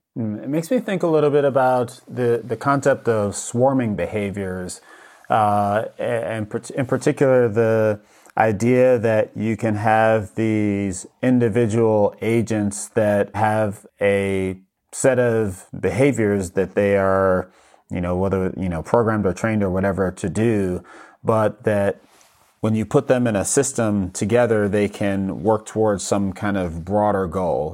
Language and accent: English; New York, United States; moved away; I'm originally from New York